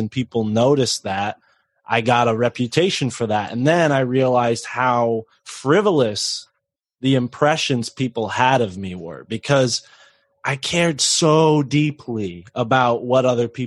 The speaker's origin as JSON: {"language": "English", "region": "New England", "country": "United States", "tie": "born or raised there", "said": "I grew up in New England and it's rough"}